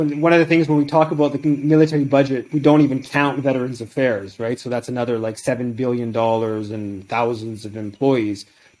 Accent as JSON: {"language": "English", "country": "Canada"}